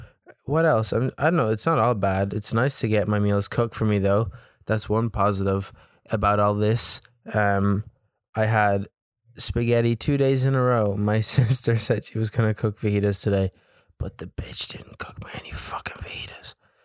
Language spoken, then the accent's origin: English; County Louth, Ireland; I was like, I'm from Louth. And he kept forgetting where I was from. And I had to keep telling the guy I was from Louth.